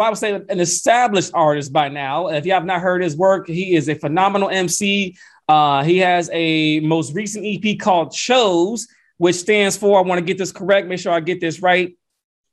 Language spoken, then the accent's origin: English; Atlanta, Georgia, United States; we are in Atlanta, Georgia, my hometown